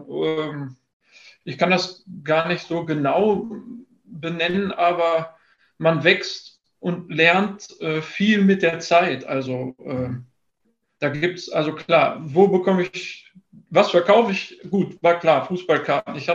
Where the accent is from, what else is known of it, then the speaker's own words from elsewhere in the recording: Dortmund, North Rhine-Westphalia, Germany; Ich bin Dortmunder durch und durch und das ist auch okay so.